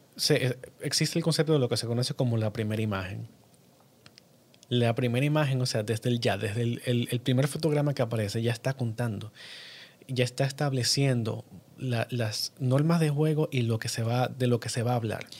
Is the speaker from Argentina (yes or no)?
no; Dominican Republic; yo soy cineasta dominicano